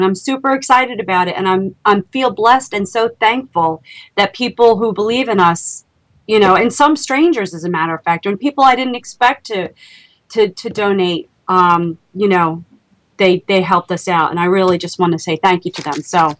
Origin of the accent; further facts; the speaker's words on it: Lady Lake, Florida, United States; Yeah, separately, but yes, we are both from Lady Lake, and we're going to both be heading out there